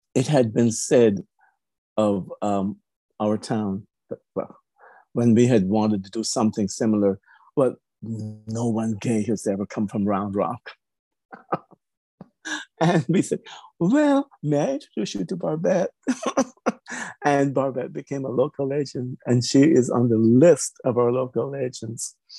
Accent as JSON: {"language": "English", "country": "Cayman Islands", "moved": "yes", "lives_now": "Texas, United States", "said": "originally I'm from the Cayman Islands, Grand Cayman Island"}